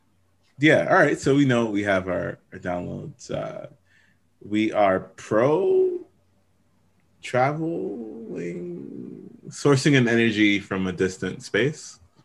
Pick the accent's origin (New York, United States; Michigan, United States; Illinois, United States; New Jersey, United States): New York, United States; New York City; I'm from the Bronx. Nah, we in the Bronx, yo. We in the BX with it, yo.